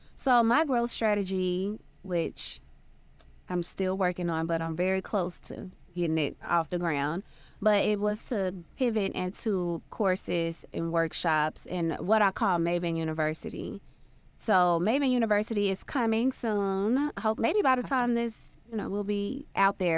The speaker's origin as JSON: {"language": "English", "region": "Arkansas", "country": "United States", "tie": "born or raised there", "moved": "yes", "said": "So I'm from a very small town. I'm from Arkansas. Grew up on a dirt road"}